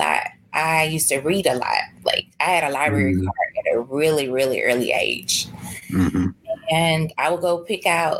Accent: Mississippi, United States; now in Ridgeland, United States; I grew up in Vane, Mississippi

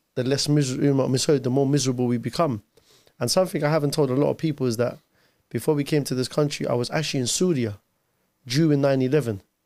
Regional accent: London, United Kingdom; born or raised there; English is a second language; also born or lived in Mosul, Iraq

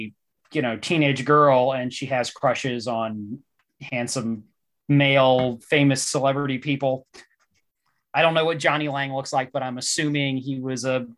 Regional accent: West Virginia, United States; my home state, West Virginia.

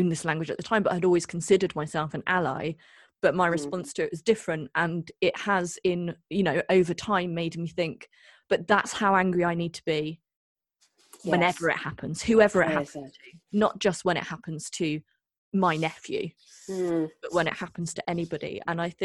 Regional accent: Devon, South West England, United Kingdom; I grew up in Devon

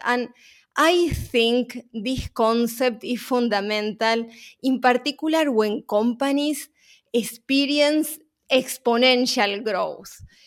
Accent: Uruguay; moved away; my accent is not from New York, because I'm originally from Uruguay

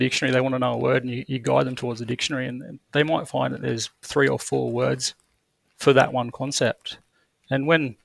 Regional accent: Albury, New South Wales, Australia; also born or lived in Griffith / Wee Waa; now in Young, Australia; I'm a Wiradjuri man. I was born in Albury

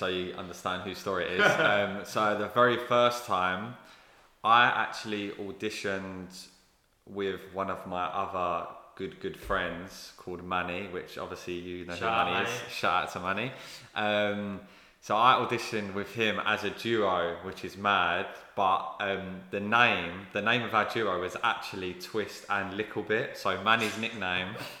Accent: Thamesmead, London, United Kingdom; a dance group from my hometown in Thamesmead called Mystical

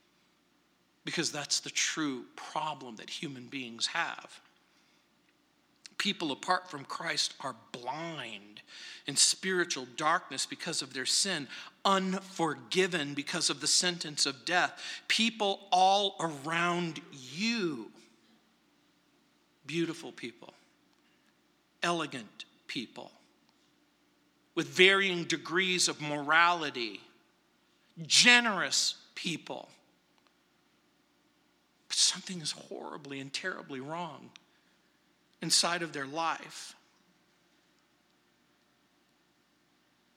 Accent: New Orleans, Louisiana, United States; now in Denver, United States; I was born in New Orleans, Louisiana, March 24th, 1956

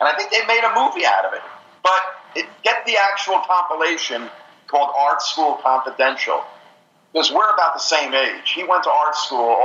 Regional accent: New Jersey, United States; I'm from New Jersey

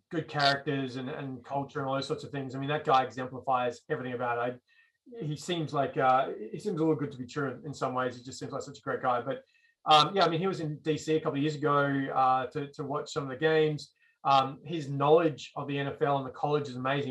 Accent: Australia; moved away as an adult; now in United States; growing up in Australia

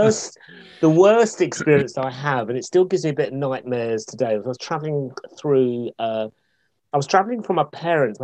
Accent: Essex, East of England, United Kingdom; moved away; I grew up in Essex

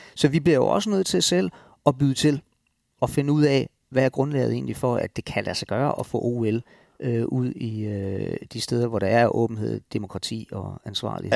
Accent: Denmark; som danskere

